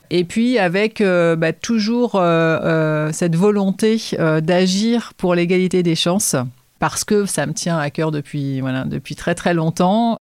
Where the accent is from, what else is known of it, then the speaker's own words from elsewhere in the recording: Nantes, Pays de la Loire, France; j'ai ouvert Incubator à Nantes puisque je suis nantaise